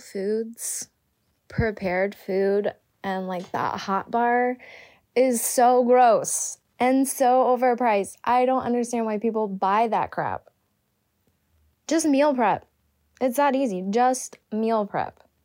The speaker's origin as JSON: {"language": "English", "region": "New Jersey", "country": "United States", "said": "I'm from New Jersey where we have real pizza"}